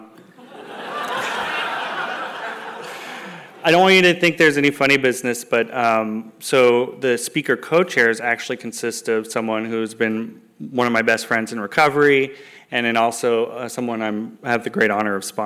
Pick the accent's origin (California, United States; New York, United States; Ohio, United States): California, United States; San Jose; I am a Bay Area native. I'm from San Jose